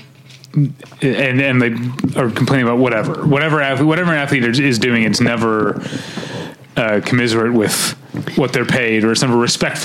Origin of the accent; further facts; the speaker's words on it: St. Louis, Missouri, United States; I grew up in St. Louis